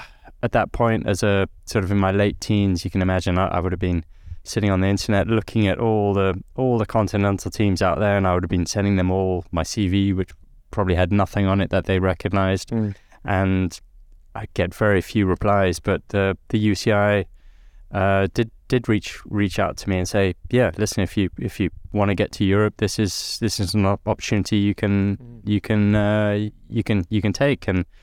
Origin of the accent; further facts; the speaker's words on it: Nairobi, Kenya; lucky, I guess, with my upbringing in Nairobi in Kenya. I'd always been born as a Brit. I knew my family was British. I was a British kid growing up in Africa.